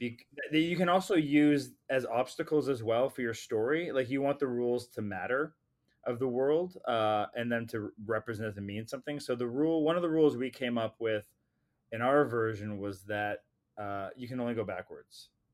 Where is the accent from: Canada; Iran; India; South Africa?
Canada; I'm a Canadian filmmaker